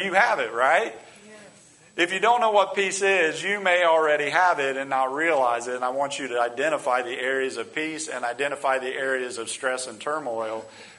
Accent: United States; we as American people

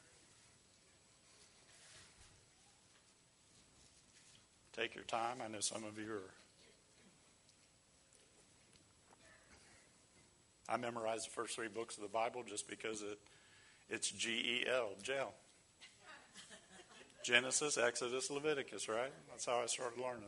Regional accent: Ohio, United States; moved away as an adult; also born or lived in the South; I grew up in Ohio, and it got very cold, really cold

